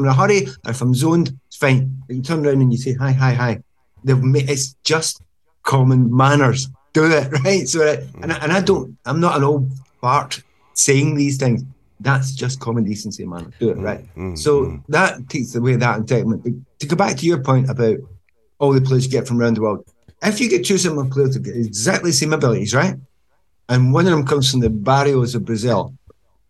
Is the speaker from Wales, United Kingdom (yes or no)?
no; Glasgow, Scotland, United Kingdom; moved away as an adult; I'm Glaswegian